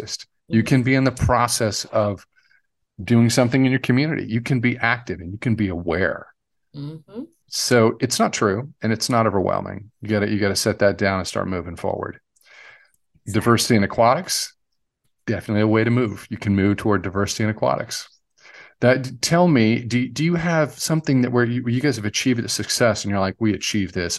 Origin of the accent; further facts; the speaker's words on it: North Carolina, United States; I grew up in the South, and growing up in North Carolina, I was taught